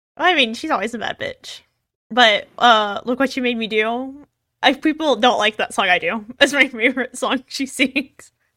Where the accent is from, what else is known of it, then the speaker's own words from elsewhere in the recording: Texas, United States; growing up because of where I'm from. Since I'm from Texas